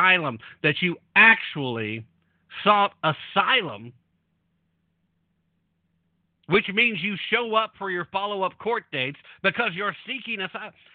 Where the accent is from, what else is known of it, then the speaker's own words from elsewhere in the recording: United States; I'm an American. I'm a citizen of this great nation